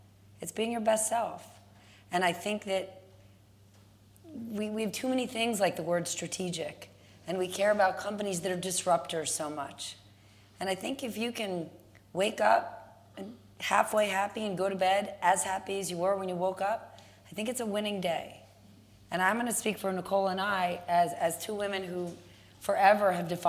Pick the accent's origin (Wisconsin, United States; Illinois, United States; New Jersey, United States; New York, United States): New Jersey, United States; I grew up in New Jersey and went to public school.